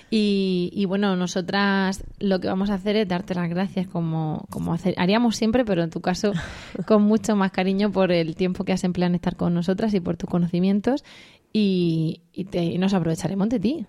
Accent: Region of Murcia, Spain; Así de estupendos somos los murcianos, así de acogedores, de hospitalarios

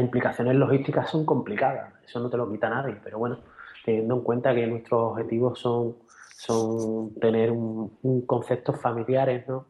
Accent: Cádiz, Andalusia, Spain; hemos nacido donde hemos nacido y, y somos españoles, somos de Cádiz

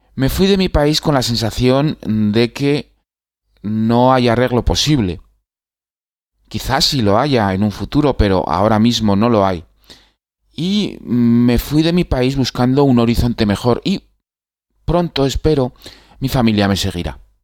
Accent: Spain; moved away as an adult; me fui de España

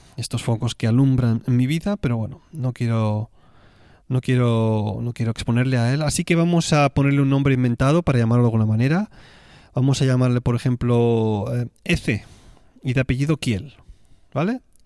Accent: Tarragona, Catalonia, Spain; born or raised there; moved away

